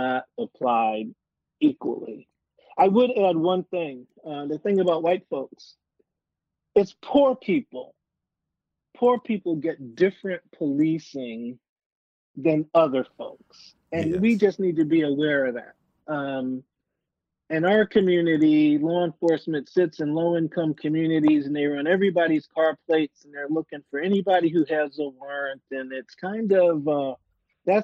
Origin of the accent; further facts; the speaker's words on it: New York, United States; now in Pierce County, United States; I grew up in New York